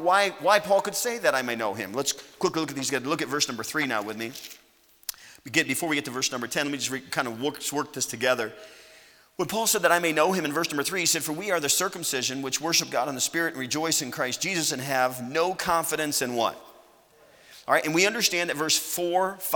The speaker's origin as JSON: {"language": "English", "country": "United States", "said": "I'm an American."}